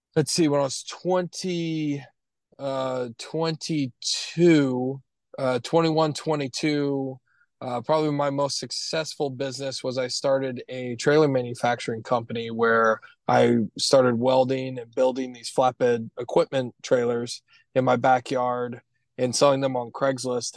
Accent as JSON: {"language": "English", "region": "Florida", "country": "United States", "also_born_or_lived": "Williamsburg, Virginia", "said": "my home state of Florida"}